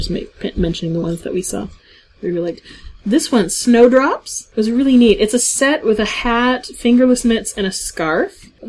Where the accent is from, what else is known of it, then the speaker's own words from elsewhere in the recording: Hamilton, Ontario, Canada; historic Dundurn Castle in my hometown of Hamilton, Ontario.